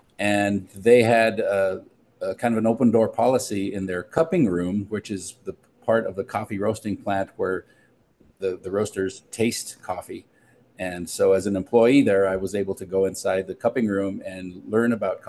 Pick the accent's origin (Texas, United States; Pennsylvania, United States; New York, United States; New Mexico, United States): New Mexico, United States; Albuquerque; moved away as an adult; also born or lived in Bay Area, California; I grew up here in Albuquerque, probably not too far from where Vanessa grew up. And I moved to the Bay Area in California as a young adult. I was about 21 or 22 when I moved to the Bay Area